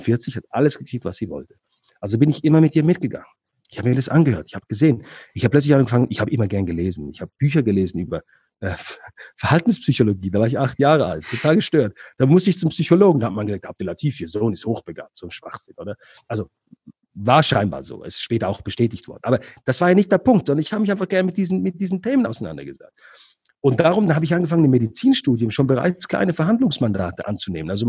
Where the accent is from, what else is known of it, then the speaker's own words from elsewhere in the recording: Switzerland; born there; also ich bin in der Schweiz geboren, aber die Familie aus, kommt aus Ägypten.